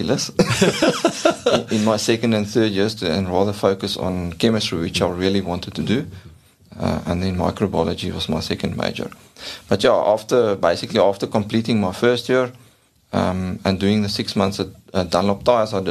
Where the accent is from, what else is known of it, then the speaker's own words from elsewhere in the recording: Ladysmith, KwaZulu-Natal, South Africa; moved away as an adult; also born or lived in Sasolburg; I was born in Ladysmith in KwaZulu-Natal. I went to school there, primary school, high school